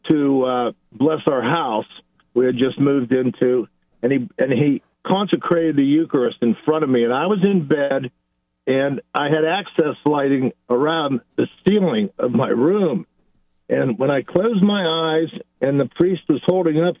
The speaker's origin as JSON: {"language": "English", "town": "Pittsburgh", "region": "Pennsylvania", "country": "United States", "moved": "yes", "said": "I'm originally from Pittsburgh."}